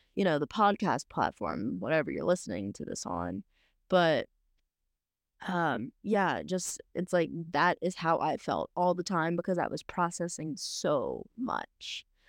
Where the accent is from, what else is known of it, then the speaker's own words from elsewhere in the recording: South Louisiana, United States; growing up in South Louisiana, where it's, you know, pretty, pretty Christian